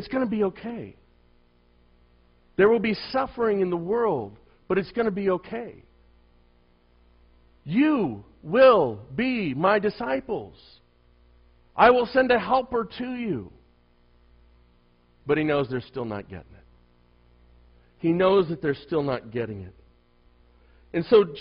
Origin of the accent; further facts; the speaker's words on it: United States; as an American